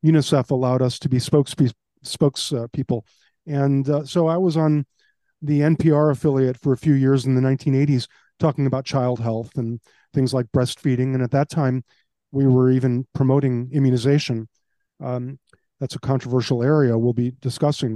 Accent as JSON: {"language": "English", "town": "Chicago", "region": "Illinois", "country": "United States", "tie": "born or raised there", "moved": "yes", "lives_now": "Palm Beach County, United States", "said": "I was raised in Chicago."}